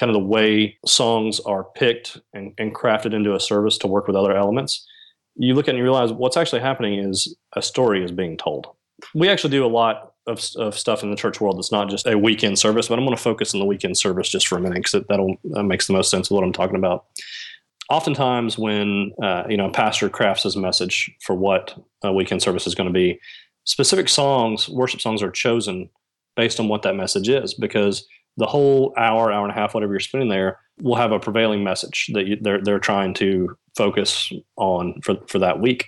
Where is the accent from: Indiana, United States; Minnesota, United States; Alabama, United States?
Alabama, United States; also born or lived in Nashville, Tennessee; Growing up in Alabama, a lot of my work and contacts originated from Nashville